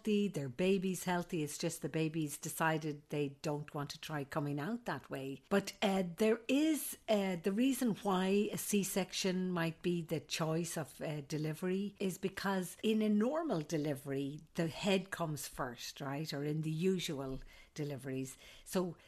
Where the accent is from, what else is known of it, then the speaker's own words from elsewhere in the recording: Ireland; moved away as an adult; also born or lived in Saudi Arabia / Alaska; now in United States; I'm an Irish nurse midwife